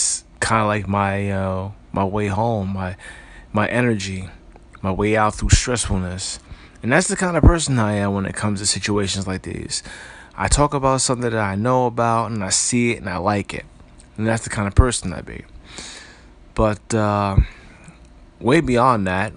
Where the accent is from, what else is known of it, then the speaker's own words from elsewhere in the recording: Paterson, New Jersey, United States; I hail from Paterson, New Jersey, born July the 20th of 1980